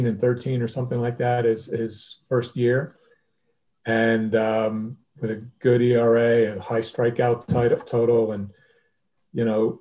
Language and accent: English; Long Island, New York, United States; I grew up on Long Island.